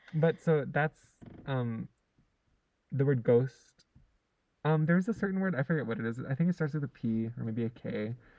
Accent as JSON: {"language": "English", "region": "Hawaii", "country": "United States", "tie": "born or raised there", "also_born_or_lived": "California / Lanai", "said": "I lived in Hawaii since I was four"}